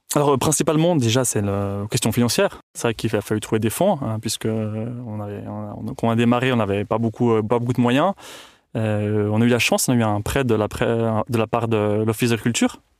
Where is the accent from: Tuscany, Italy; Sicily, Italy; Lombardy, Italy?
Tuscany, Italy; also born or lived in Switzerland; now in Cuarnens, Switzerland; je suis né en Suisse, mais j'ai grandi en Toscane, en Italie.